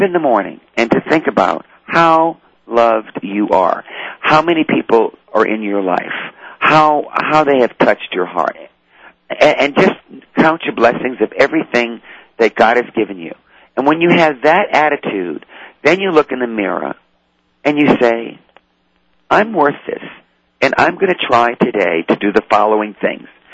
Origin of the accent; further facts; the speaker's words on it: New Orleans, Louisiana, United States; I was raised in the French Quarter in New Orleans